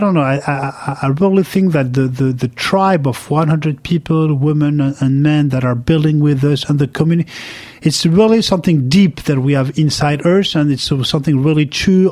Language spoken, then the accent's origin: English; France; We're from France. It's a very hard country